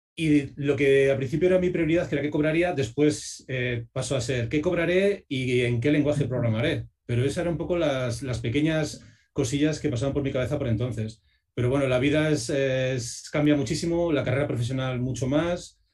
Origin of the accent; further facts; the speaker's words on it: Segovia, Castile and León, Spain; yo soy de Segovia